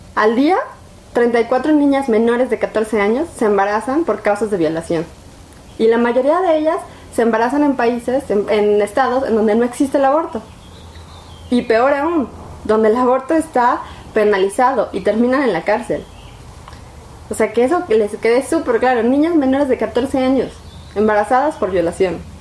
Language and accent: Spanish; Mexico; como mexicanos